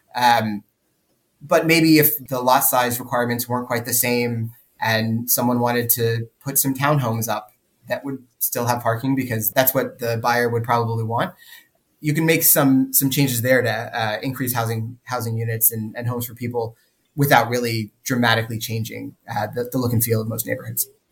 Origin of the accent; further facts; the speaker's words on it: Sunbelt suburbia, United States; moved away; we grew up in in Sunbelt suburbia